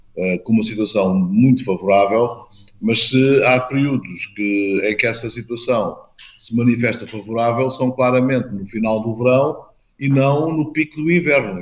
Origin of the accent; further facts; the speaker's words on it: Portugal; enquanto português